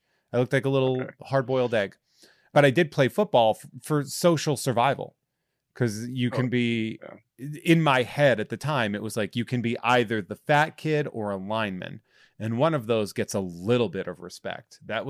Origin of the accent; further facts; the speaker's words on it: New England, United States; because we grew up in New England.